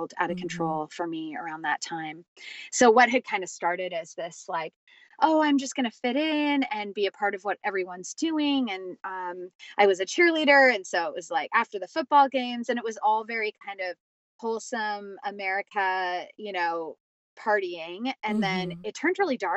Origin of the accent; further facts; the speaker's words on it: California, United States; I grew up in California